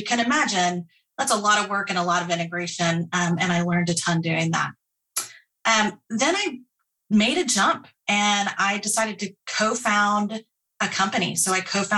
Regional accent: Austin, Texas, United States; also born or lived in Dallas; being from Austin, I grew up and, you know, Dell was here

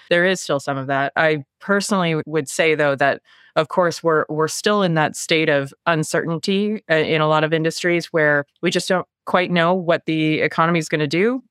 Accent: Halifax, Nova Scotia, Canada; Born and raised in Halifax, Nova Scotia, on the east coast of Canada

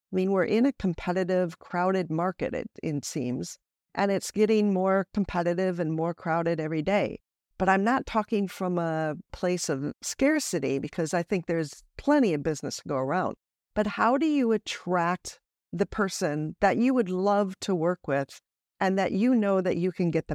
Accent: United States; moved away; because as an American who's lived most of my life overseas, I have just really been able to capture that adventurous lifestyle in my coaching as well.

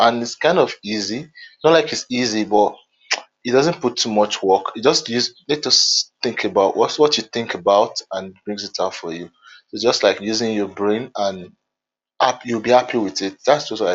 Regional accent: Nigeria; I'm from Nigeria

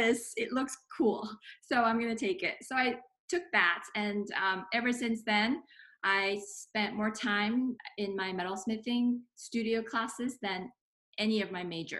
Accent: Singapore; moved away; I was an art major in high school, growing up in Singapore

